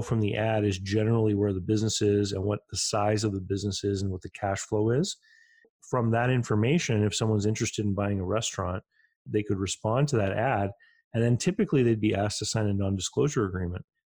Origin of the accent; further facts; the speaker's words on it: Canada; growing up in Canada